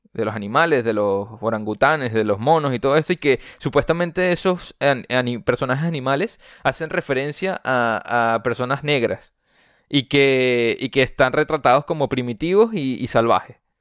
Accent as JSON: {"language": "Spanish", "country": "Venezuela", "said": "yo soy venezolano. Eh, no soy mexicano"}